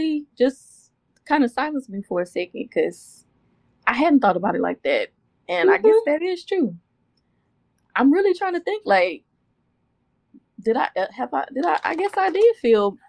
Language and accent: English; Houston, Texas, United States; I'm from Houston. I say auntie. We say auntie